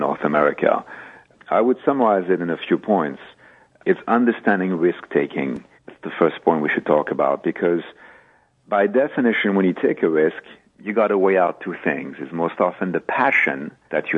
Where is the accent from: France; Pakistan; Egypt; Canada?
France; moved away as an adult; now in United States; I'm French, but I am an American at heart, having been in this country for over 30 years